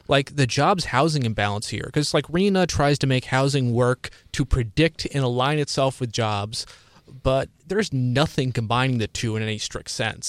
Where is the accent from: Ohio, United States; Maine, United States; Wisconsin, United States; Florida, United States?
Ohio, United States; Cleveland; I'm from the Cleveland area